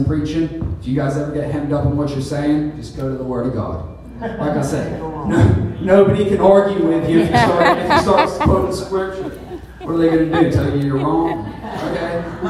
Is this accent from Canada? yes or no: no; England, United Kingdom; Obviously, I'm from England, so I know about pounds, and I know about euros